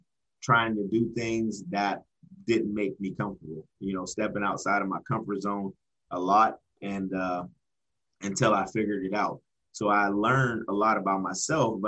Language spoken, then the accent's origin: English; Erie, Pennsylvania, United States; born or raised there